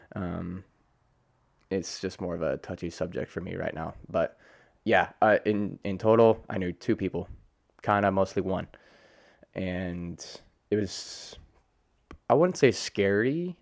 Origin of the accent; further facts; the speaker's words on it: Colorado, United States; also born or lived in Hurricane, West Virginia; I grew up in Colorado my whole, almost my whole life